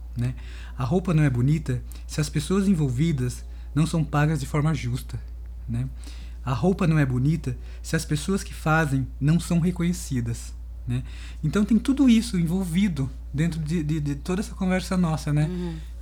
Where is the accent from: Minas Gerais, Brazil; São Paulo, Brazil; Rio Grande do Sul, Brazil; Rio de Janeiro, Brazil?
São Paulo, Brazil; Sorocaba; moved away as an adult; now in Campinas, Brazil; eu sou de Sorocaba, né? Mas eu tô em Campinas já faz, sei lá, uns 28 anos mais ou menos